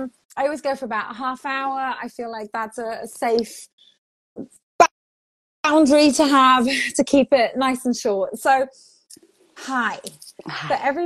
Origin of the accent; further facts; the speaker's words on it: Portugal; also born or lived in England; But I grew up in Portugal. I was raised English speaking. And then I studied in England.